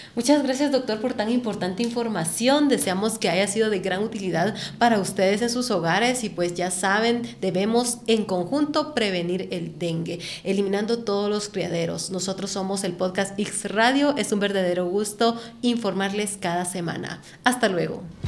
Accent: Guatemala; nosotros como guatemaltecos

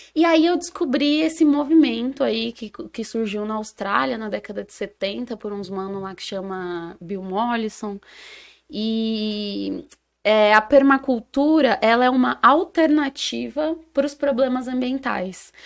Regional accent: São Paulo, Brazil; also born or lived in Campinas; A minha quebrada é o Elipa, pros íntimos, Heliópolis, Zona Sul de São Paulo

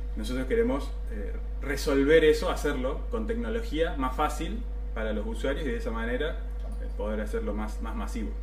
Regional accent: San Francisco, Córdoba, Argentina; moved away as an adult; now in Córdoba, Argentina; soy de San Francisco, pero bueno, me fui a estudiar a Córdoba, me quedé

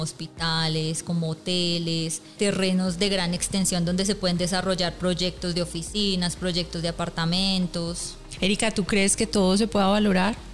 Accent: Bogotá, Colombia; moved away as an adult; yo pues soy de Bogotá

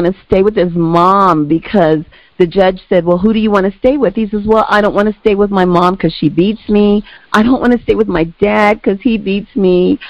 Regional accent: Chicago, Illinois, United States; moved away; because I'm originally from Chicago.

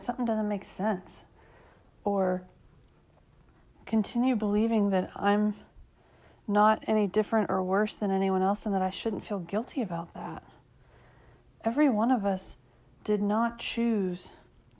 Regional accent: United States; I'm 7 generations into being American

